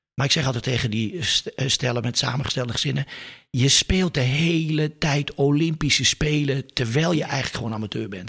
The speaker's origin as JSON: {"language": "Dutch", "town": "Leeuwarden", "region": "Friesland", "country": "Netherlands", "tie": "born or raised there", "said": "Ik ben geboren in Leeuwarden. Ik ben er wel even weg geweest."}